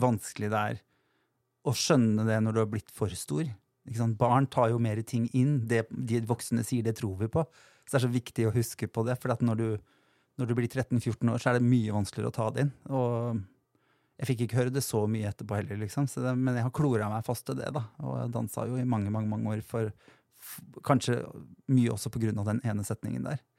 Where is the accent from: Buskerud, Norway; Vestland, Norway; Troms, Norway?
Buskerud, Norway; Drammen; moved away; also born or lived in Lier; der jeg kommer fra. eller Jeg er veldig glad i Drammen og Lier